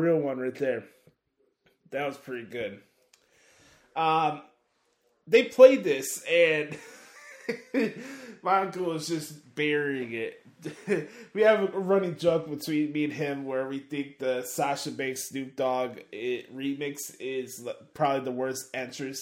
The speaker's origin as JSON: {"language": "English", "town": "Chicago", "region": "Illinois", "country": "United States", "said": "I'm from Chicago"}